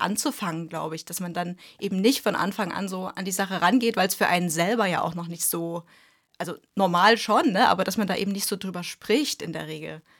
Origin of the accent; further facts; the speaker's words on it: East Germany, Germany; wir kommen ja aus dem Osten